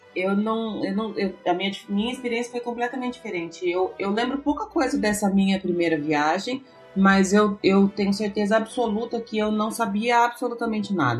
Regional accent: Ourinhos, São Paulo, Brazil; eu sou de Ourinhos, lá pertinho

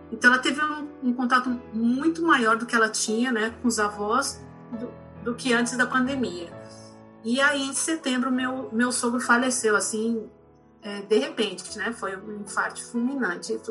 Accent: Curitiba, Paraná, Brazil; now in Recife, Brazil; eu sou de Curitiba, moro em Recife, não tenho ninguém aqui

